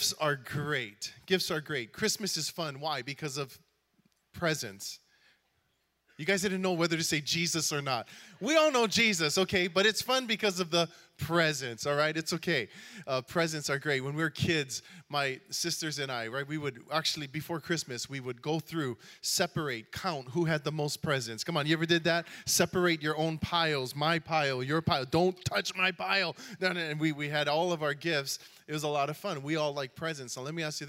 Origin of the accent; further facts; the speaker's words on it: Hawaii, United States; I am from Hawaii